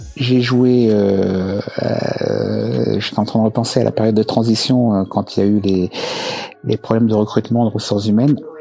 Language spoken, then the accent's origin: French; La Grande Borne, Île-de-France, France; also born or lived in Choisy-le-Roi; j'ai grandi à la Grande Bande.